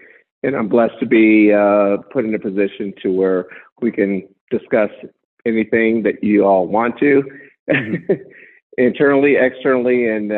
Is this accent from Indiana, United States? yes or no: no; Adrian, Michigan, United States; moved away; I grew up in Michigan, in Adrian, Michigan. That's where I was born and raised, but I have a lot of connections in Texas.